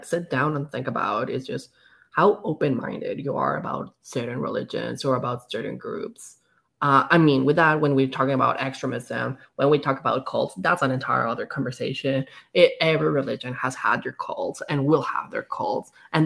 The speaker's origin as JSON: {"language": "English", "country": "Mexico", "tie": "born or raised there", "moved": "yes", "lives_now": "Canada", "said": "growing up in Mexico, which is a very Catholic country"}